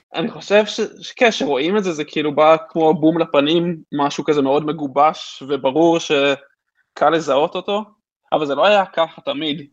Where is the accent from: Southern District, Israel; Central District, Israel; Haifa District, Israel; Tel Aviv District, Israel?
Haifa District, Israel; Haifa; הסביבה שגדלנו בה, חיפה